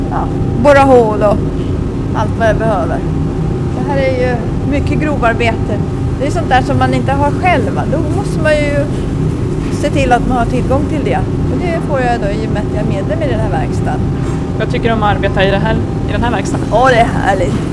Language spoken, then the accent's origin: Swedish; Japan; Vi kommer från Japan.